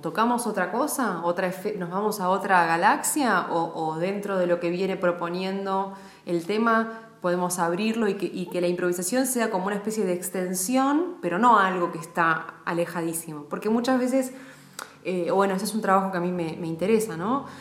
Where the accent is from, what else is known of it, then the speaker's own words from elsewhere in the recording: Mar del Plata, Buenos Aires Province, Argentina; había, por lo menos, una familia más de San Sanjurjos en Mar del Plata, de donde soy yo.